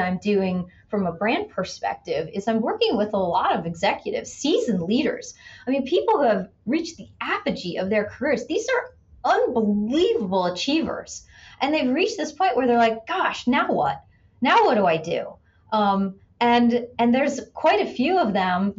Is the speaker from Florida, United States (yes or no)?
yes; Tampa, Florida, United States; my hometown of Tampa, Florida